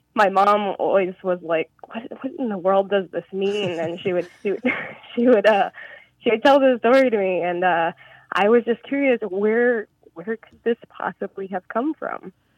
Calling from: Portland, Oregon, United States; I'm calling from Portland, Oregon

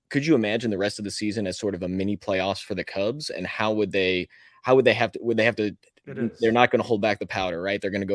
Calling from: Crestwood, Kentucky, United States; Out of town, or I'm in Crestwood, Kentucky, just north of Louisville.

